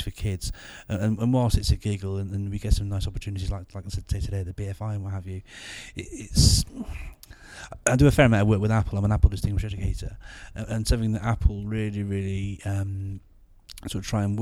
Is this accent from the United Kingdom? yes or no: yes; Gloucester, South West England, United Kingdom; But yeah, so I'm from Gloucester.